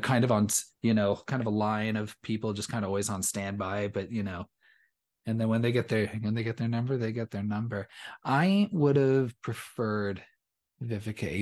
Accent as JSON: {"language": "English", "region": "Southern California", "country": "United States", "tie": "born or raised there", "said": "growing up in Southern California."}